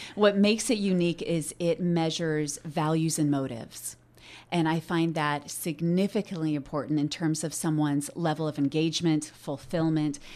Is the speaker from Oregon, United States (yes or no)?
yes; Oregon, United States; I was born and raised here in Oregon